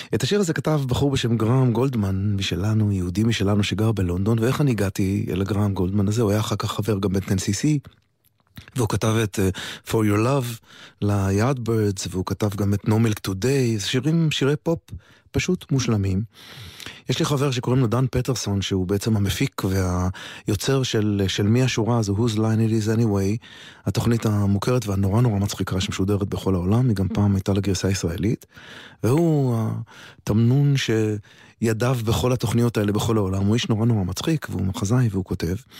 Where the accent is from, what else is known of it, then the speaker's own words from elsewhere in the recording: Israel; אני ישראלי מאוד מאוד גאה